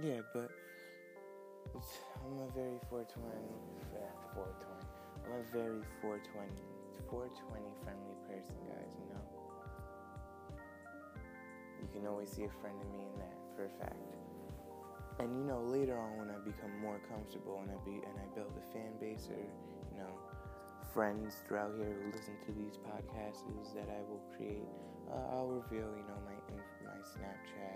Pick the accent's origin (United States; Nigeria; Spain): United States; New York; I'm from New York, so it's 8:35 a.m. in New York